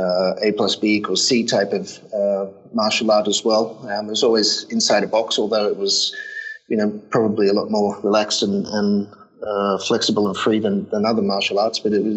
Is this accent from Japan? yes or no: yes; Japan; Yeah, I was from Japan. I went to London and I started a group up there.